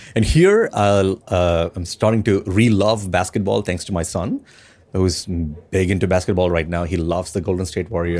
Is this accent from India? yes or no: yes; India; I'm from India